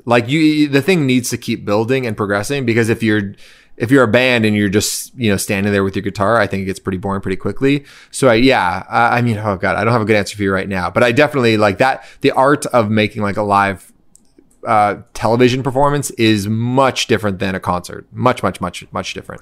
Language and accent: English; Canada; as a Canadian